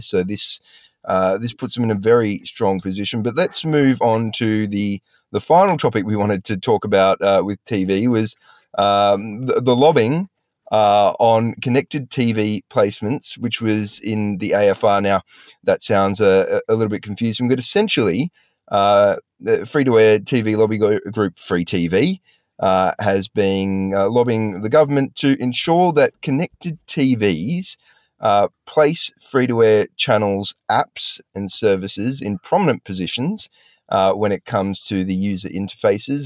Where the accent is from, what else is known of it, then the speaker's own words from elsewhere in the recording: Australia; as an Australian